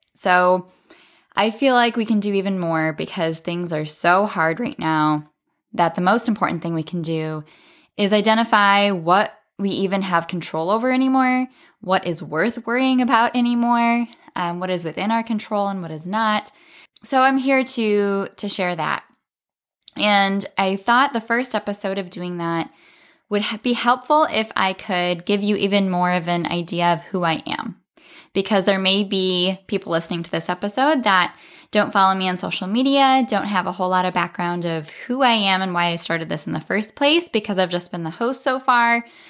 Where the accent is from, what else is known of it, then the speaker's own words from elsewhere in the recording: South Dakota, United States; I'm from South Dakota in the Midwest in the United States